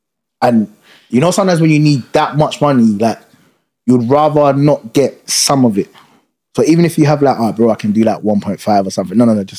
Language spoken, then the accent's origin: English; Uganda; now in United Kingdom; You see, Ugandans